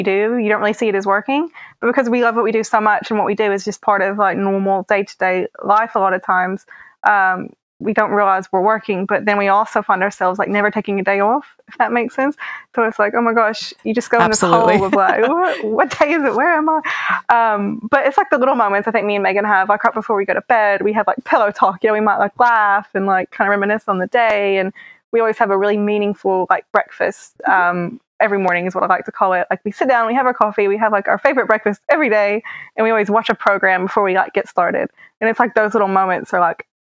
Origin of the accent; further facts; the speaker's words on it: Bible Belt of America, the South, United States; moved away; my childhood of growing up in the South, being outed, living in like the Bible Belt of America